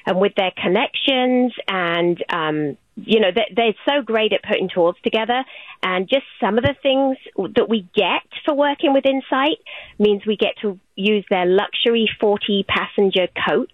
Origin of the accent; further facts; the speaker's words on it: England, United Kingdom; moved away; growing up in England